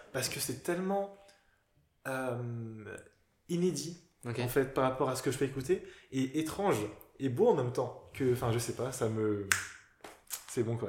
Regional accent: Cameroon; je suis camerounais

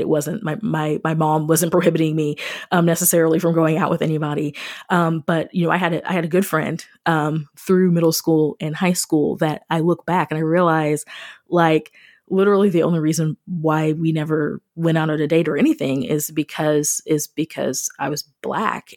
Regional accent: Missouri, United States; moved away as an adult; also born or lived in Springfield, Missouri / Fredericksburg, Virginia; I grew up outside of Kansas City

